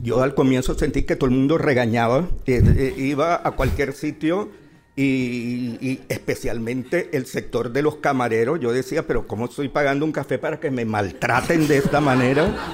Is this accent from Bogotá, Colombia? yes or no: no; Barranquilla, Atlántico, Colombia; moved away as an adult; now in Madrid, Spain; en mi ciudad natal que es Barranquilla